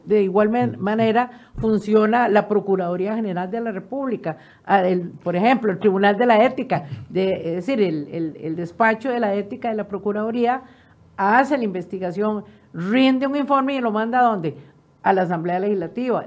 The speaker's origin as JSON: {"language": "Spanish", "country": "Costa Rica", "said": "como ciudadana costarricense"}